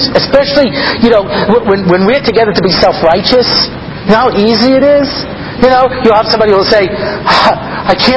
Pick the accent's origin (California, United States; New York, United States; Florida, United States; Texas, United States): New York, United States; Long Island; now in Israel; I grew up out on Long Island.